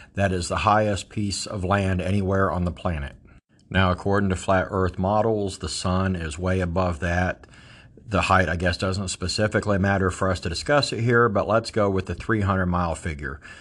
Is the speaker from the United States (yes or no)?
yes; Ohio, United States; I grew up in the Appalachian foothills of southeastern Ohio.